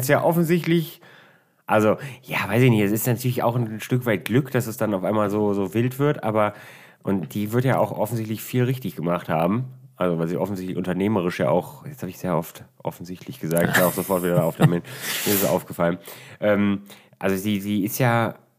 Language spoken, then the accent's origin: German; Düsseldorf, North Rhine-Westphalia, Germany; bei uns in Düsseldorf